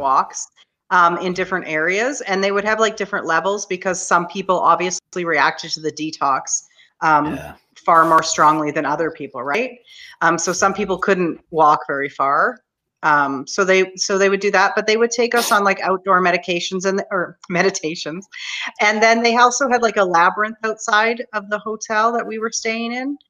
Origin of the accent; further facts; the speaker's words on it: Canada; I'm Canadian